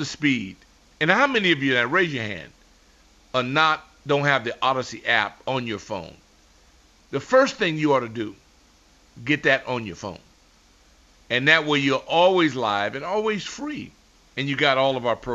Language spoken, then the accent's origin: English; Los Angeles, California, United States; moved away; as a Laker fan growing up in Los Angeles